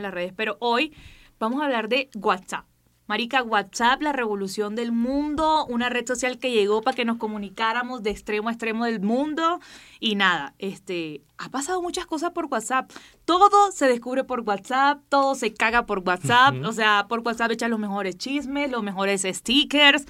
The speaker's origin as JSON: {"language": "Spanish", "town": "Barranquilla", "region": "Atlántico", "country": "Colombia", "accent": "costeño", "said": "los costeños nos comamos las últimas palabras, así que si ustedes ven que yo me como las palabras al final, es porque soy barranquillera"}